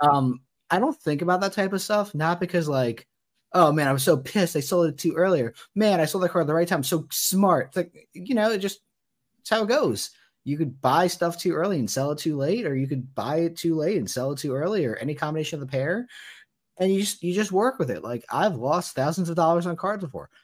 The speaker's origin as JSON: {"language": "English", "region": "New Jersey", "country": "United States", "said": "I'm from New Jersey"}